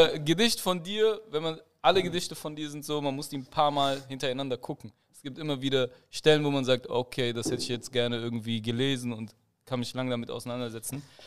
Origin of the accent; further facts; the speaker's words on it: Germany; ich bin hier gebürt, also ich bin hier geboren